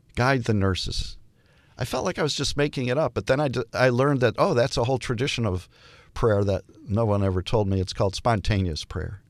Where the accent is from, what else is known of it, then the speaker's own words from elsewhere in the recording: Detroit, Michigan, United States; I'm from Detroit